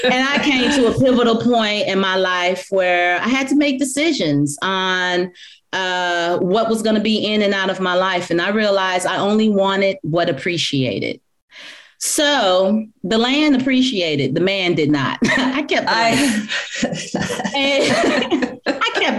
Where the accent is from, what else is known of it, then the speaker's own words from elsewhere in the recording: Black Belt region of Alabama, United States; I was raised in the Black Belt region of Alabama